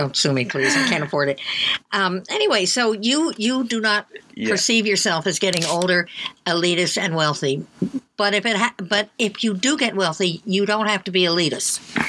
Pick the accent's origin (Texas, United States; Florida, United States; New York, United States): New York, United States; New York City; I was born on Staten Island in 1938.